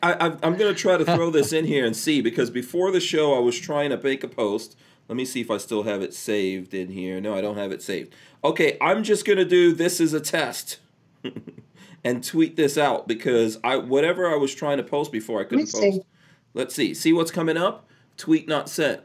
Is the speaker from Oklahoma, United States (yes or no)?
no; New York City, New York, United States; moved away; also born or lived in Guyana / England / Nigeria / New Jersey; I grew up in Far Rockaway